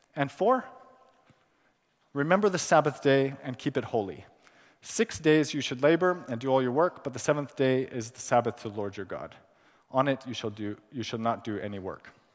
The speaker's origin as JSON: {"language": "English", "country": "Pakistan", "tie": "born or raised there", "also_born_or_lived": "California, United States", "moved": "yes", "said": "I was born in California. I, I grew up in Pakistan, where I spent my childhood and teenage years."}